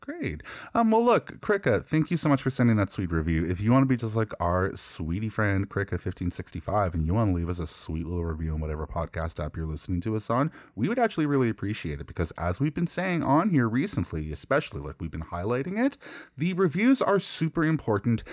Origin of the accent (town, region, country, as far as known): Canada